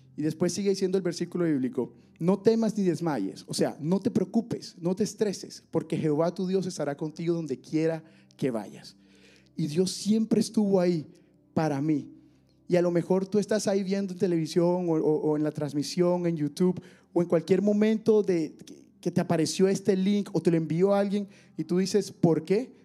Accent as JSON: {"language": "Spanish", "town": "Barranquilla", "region": "Atlántico", "country": "Colombia", "tie": "born or raised there", "moved": "as an adult", "said": "yo nací en Barranquilla, Colombia"}